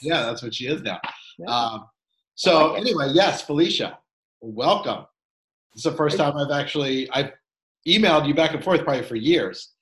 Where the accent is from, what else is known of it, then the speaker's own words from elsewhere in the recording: Philadelphia, Pennsylvania, United States; I'm from Philly